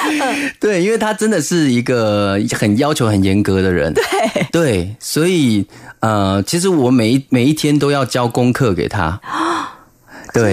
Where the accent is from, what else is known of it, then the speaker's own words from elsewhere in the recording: Zhudong, Hsinchu County, Taiwan; 小时候竹东